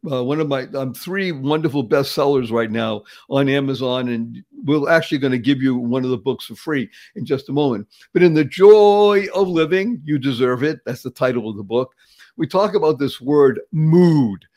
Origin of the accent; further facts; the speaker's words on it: Boston, Massachusetts, United States; moved away; I grew up in the area. I'm from Dorchester originally